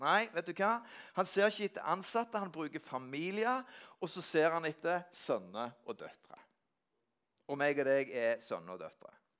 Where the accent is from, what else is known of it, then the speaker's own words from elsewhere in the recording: Norway; Jeg er vokst opp på Gandalen, og hjemme i Øykjerbakken, der jeg er vokst opp